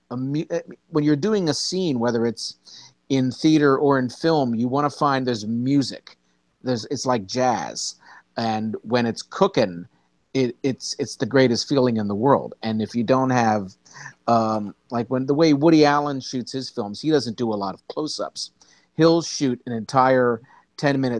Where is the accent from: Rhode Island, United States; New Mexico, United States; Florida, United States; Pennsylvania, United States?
Pennsylvania, United States; Philadelphia; moved away as an adult; now in New York, United States; I'm originally from Philadelphia, and I have lived in New York since 2001.